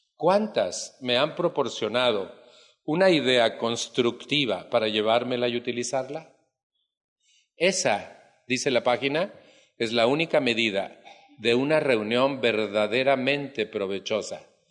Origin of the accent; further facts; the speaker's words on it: Mexico; En mi país